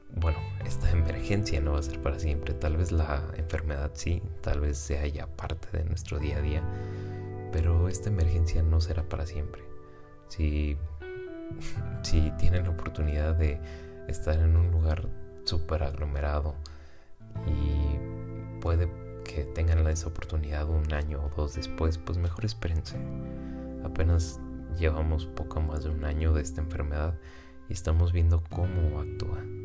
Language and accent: Spanish; Guadalajara, Jalisco, Mexico; yo soy residente de Guadalajara, México